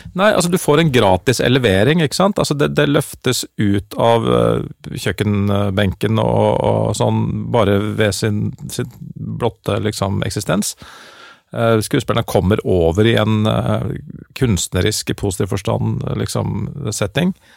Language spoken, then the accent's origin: Norwegian; Oslo, Norway; accent: Oslo-mål; first language Norwegian and Dutch; jeg snakker jo og på en måte agerer jo på bokmål, fordi at det er det jeg har Eller på Oslo-mål